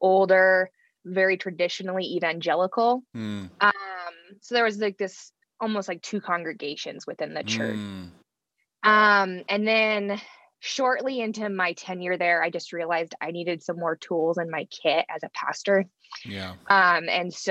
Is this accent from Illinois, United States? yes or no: no; rural North Idaho, United States; also born or lived in Nampa, Idaho; I grew up in a very small town, rural North Idaho